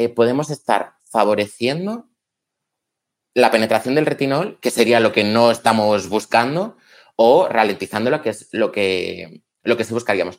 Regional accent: León, Castile and León, Spain; Soy de León

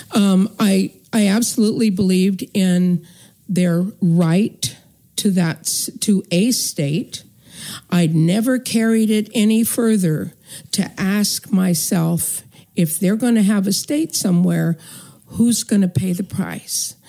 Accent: northern California, United States; I grew up in the United States in white America in northern California

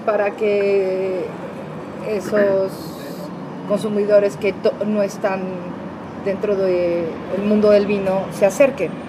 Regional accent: Mexico; el mexicano, tenemos una riqueza gastronómica tan fuerte

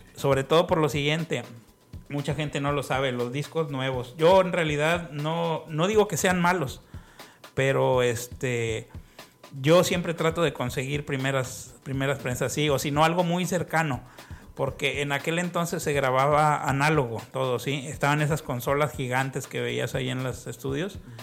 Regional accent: Ciudad Victoria, Tamaulipas, Mexico; moved away; also born or lived in Mexico City; nací en México, en, el DF, pero pues casi toda mi infancia y mi adolescencia estuve en, Tamaulipas. Entonces realmente es un pueblo, Ciudad Victoria.

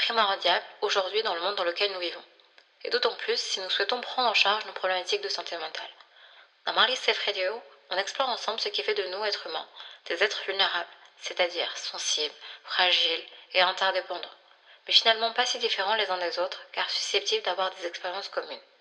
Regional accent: Lyon suburbs, Auvergne-Rhône-Alpes, France; French is a second language; je suis arrivée en France quand j'avais 3 ans. Et je suis arrivée, euh, quand on est arrivé en France, avec mon père, on a habité dans un village de campagne dans la, dans la périphérie lyonnaise

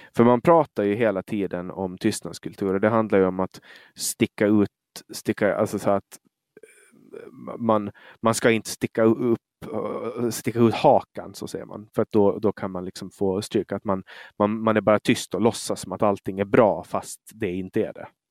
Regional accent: Åland, Finland

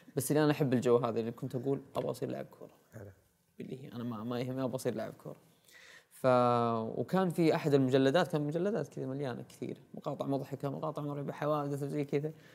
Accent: Al-Namas, Asir, Saudi Arabia; moved away as an adult; also born or lived in Abha; انا ولدت وعشت وتربيت اول سنوات حياتي في محافظه النواص في قريه صغيره اسمها الرهوه

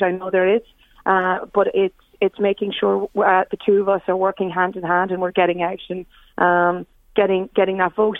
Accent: Ireland; I grew up here.

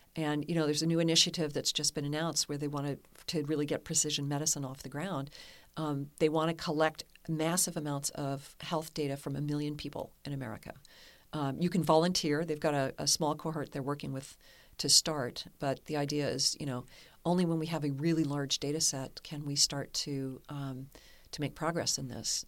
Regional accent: Kentucky, United States; moved away; also born or lived in Amsterdam, Netherlands / San Francisco; I'm from Kentucky

